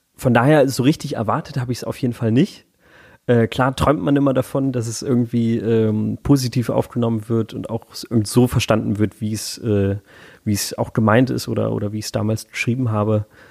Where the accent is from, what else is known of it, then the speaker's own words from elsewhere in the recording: Hamburg, Germany; moved away as an adult; now in Berlin, Germany; ich komme halt aus Hamburg, also es ist meine Heimatstadt